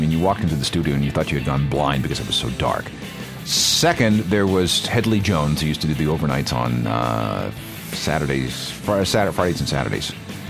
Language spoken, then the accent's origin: English; Winnipeg, Manitoba, Canada; I used to listen to him when I was growing up in Winnipeg. He was on CFRW.